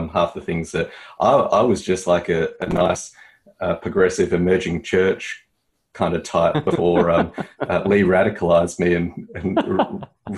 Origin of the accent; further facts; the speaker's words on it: Australia; as an Australian